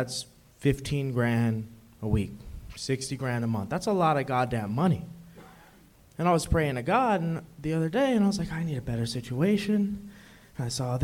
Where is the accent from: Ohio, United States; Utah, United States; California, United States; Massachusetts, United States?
California, United States; Los Angeles; I'm from L.A.